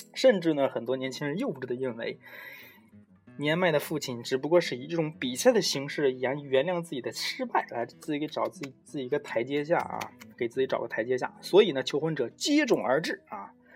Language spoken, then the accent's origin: Chinese; China; 我们中国人都觉得很奇怪